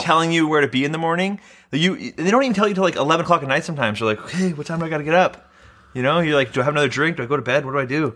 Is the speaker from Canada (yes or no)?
yes; Vancouver, British Columbia, Canada; I'm born and raised in Vancouver